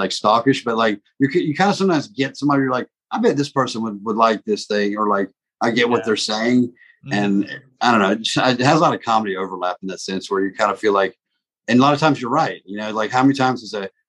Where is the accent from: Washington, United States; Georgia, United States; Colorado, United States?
Georgia, United States; South; also born or lived in Baghdad, Iraq; I was born in Baghdad to Catholic parents and then grew up in South Georgia